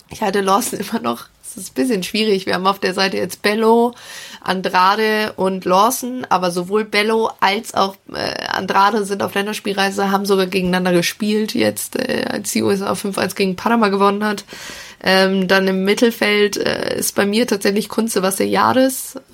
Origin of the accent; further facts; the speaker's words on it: Bünde, North Rhine-Westphalia, Germany; born there; Also, äh, geboren tatsächlich in Bünde